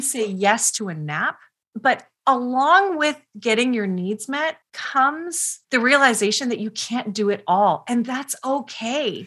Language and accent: English; Canada; I'm Canadian.